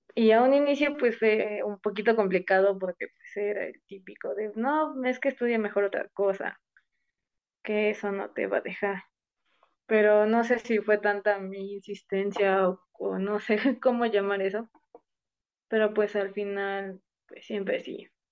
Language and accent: Spanish; Ciudad Serdán, Puebla, Mexico; moved away as an adult; now in Puebla, Mexico; todo comenzó en mi pueblo, soy de Ciudad Cerdán